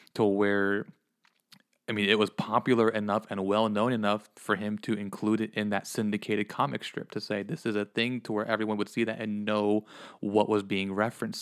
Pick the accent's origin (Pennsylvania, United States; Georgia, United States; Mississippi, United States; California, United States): Pennsylvania, United States; moved away; I grew up in the Northeast, back in Pennsylvania